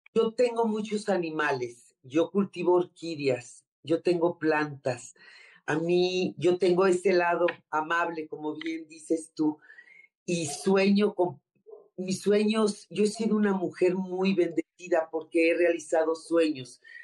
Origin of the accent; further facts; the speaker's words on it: Tampico, Tamaulipas, Mexico; moved away as an adult; now in Mexico City, Mexico; Yo soy de Tampico, Tamaulipas.